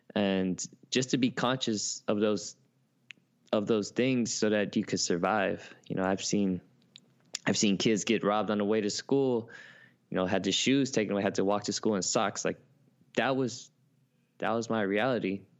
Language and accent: English; Oakland, California, United States; moved away as an adult; also born or lived in San Francisco; now in New York, United States; I was born in San Francisco, but raised in Oakland, California.